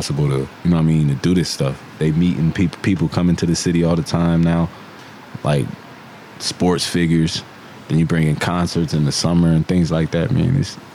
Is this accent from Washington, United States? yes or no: no; Canton, Ohio, United States; I'm from the Northeast. Belton Elementary, to be exact.